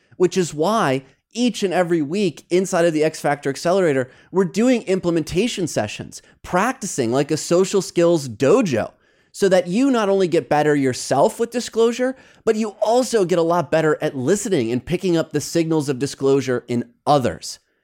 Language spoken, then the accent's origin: English; Midwest, United States; moved away as an adult; also born or lived in New York; now in Los Angeles, United States; Growing up in the Midwest